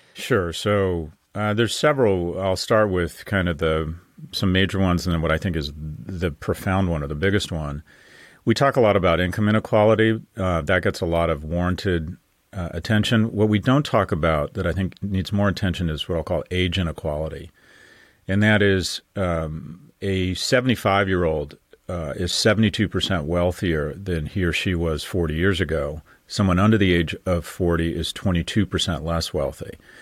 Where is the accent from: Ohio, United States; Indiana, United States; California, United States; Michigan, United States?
California, United States; moved away; born and raised in California